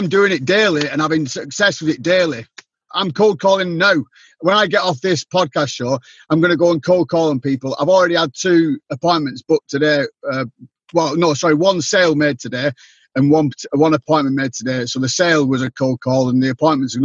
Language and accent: English; Bolton, North West England, United Kingdom; now in Cornwall, United Kingdom; originally, I'm from a town called Bolton, which is near Manchester. But now I actually live in the southwest, which is a place called Cornwall